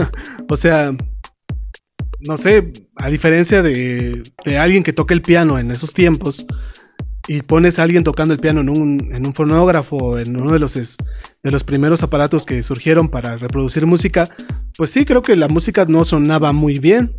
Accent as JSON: {"language": "Spanish", "country": "Mexico", "said": "nosotros en México"}